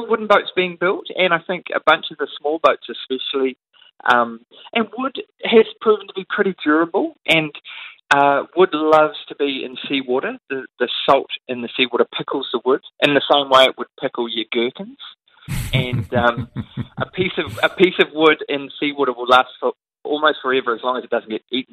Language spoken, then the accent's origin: English; Auckland, New Zealand; born or raised there